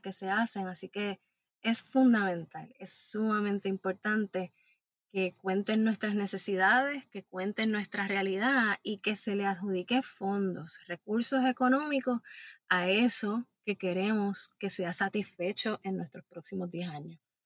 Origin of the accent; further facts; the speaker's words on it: Puerto Rico; como puertorriqueñas y puertorriqueños